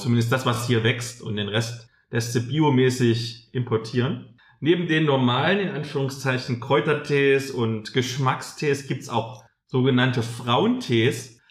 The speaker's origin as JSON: {"language": "German", "town": "Halle", "region": "Saxony-Anhalt", "country": "Germany", "tie": "born or raised there", "moved": "yes", "said": "Halle. Das ist ja meine alte Heimat, wo ich damals im Plattenbauviertel gewohnt habe"}